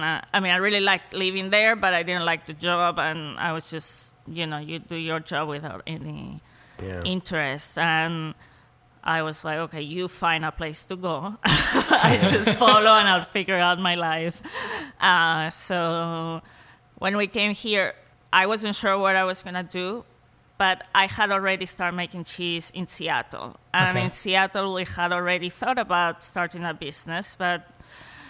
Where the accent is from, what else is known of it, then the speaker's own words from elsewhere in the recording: Madrid, Community of Madrid, Spain; English is a second language; moved away as an adult; also born or lived in Paris; now in United States; I grew up in Madrid, which is a big city